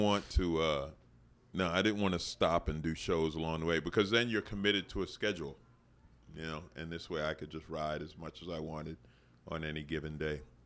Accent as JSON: {"language": "English", "town": "New York City", "region": "New York", "country": "United States", "tie": "born or raised there", "moved": "yes", "said": "I grew up in Queens"}